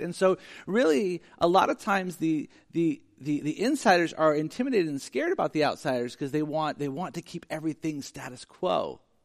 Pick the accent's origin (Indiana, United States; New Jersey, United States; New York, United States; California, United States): California, United States; Sacramento; I grew up in South Sacramento